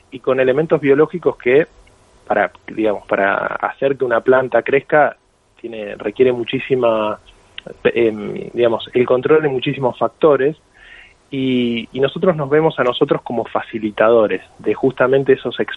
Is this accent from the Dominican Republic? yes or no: no; Argentina; accent: Argentine; yo soy argentino, se me nota en el acento